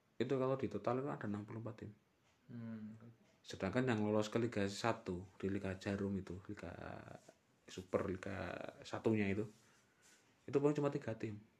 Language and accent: Indonesian; Temanggung, Central Java, Indonesia; kota kelahiran kita ini